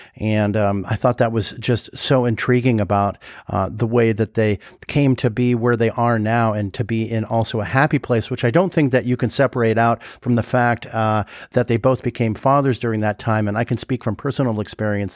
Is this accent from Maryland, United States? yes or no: no; Los Angeles, California, United States; I grew up in Studio City, California, in, in L